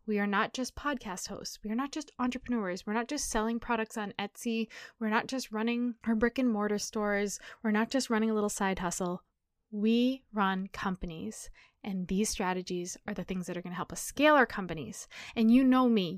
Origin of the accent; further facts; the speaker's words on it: New Hampshire, United States; I grew up in New Hampshire